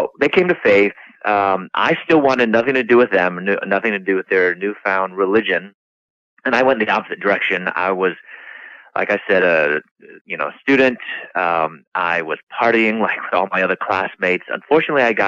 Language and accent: English; Chicago, Illinois, United States; moved away as an adult; also born or lived in Louisville, Kentucky; I'm from Chicago